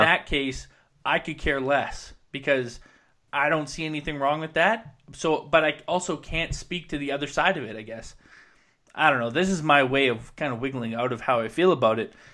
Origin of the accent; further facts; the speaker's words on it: Williams Lake, British Columbia, Canada; moved away; I come from Williams Lake, which is very reliant on the logging industry